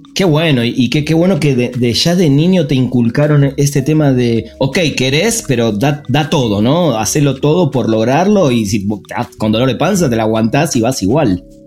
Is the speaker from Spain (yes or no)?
no; Argentina; moved away as an adult; now in Mexico; como argentino, además vivo hace 10 años acá en México